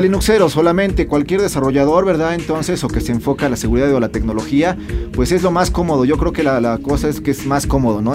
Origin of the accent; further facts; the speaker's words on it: Mexico; aquí en México